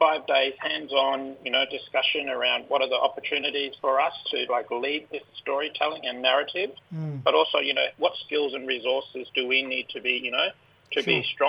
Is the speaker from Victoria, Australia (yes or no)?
no; Central Desert, west of Alice Springs, Northern Territory, Australia; I'm from the Central Desert. My mob are Larija, out west of Alice Springs.